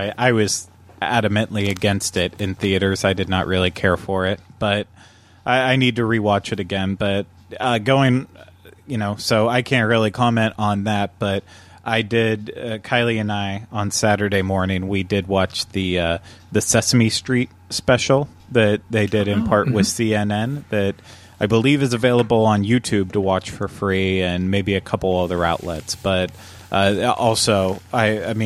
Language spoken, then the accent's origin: English; Pennsylvania, United States; moved away as an adult; now in Florida, United States; Growing up in Pennsylvania, you know, we didn't really have to worry about anything.